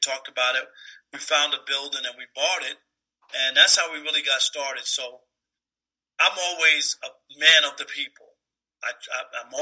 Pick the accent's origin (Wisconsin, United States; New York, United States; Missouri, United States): New York, United States; moved away as an adult; also born or lived in Detroit, Michigan; now in Los Angeles, United States; I'm from Jamaica, Queens, and that's the outer boroughs